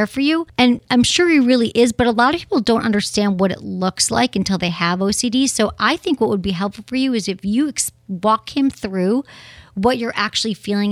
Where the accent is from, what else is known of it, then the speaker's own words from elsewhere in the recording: Michigan, United States; we're both from Michigan